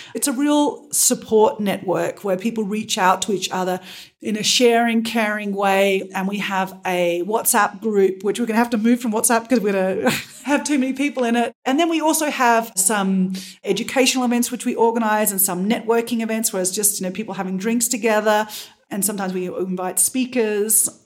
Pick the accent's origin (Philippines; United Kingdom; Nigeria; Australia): Australia; moved away; I'm originally from Australia